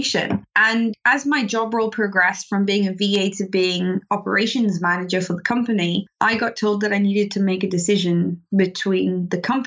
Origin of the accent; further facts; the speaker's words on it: South Africa; moved away as an adult; now in United Kingdom; I'm actually South African. I'm not British.